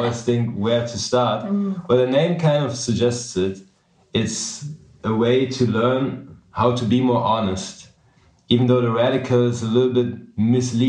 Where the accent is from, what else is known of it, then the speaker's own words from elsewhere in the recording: Germany; moved away as an adult; also born or lived in New York City; I'm from Germany, but I made it to New York City at a young age